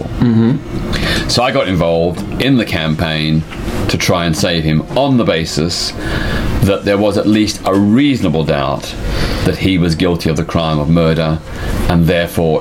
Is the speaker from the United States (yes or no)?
no; Melbourne, Victoria, Australia; In 1967, in my hometown of Melbourne, Australia